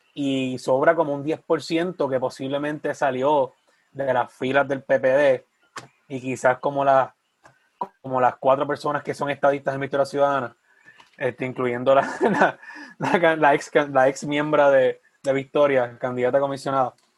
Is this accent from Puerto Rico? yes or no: yes; Sabana Grande, Puerto Rico; mi pueblo de Sabana Grande